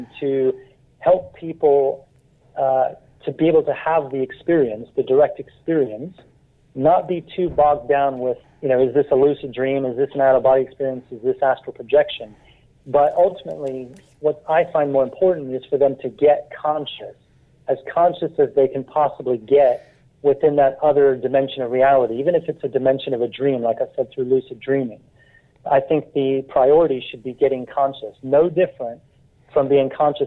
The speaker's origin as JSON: {"language": "English", "country": "United States", "tie": "born or raised there", "moved": "as an adult", "lives_now": "London, United Kingdom", "said": "I grew up in the United States, but I've lived here for the last 27 years"}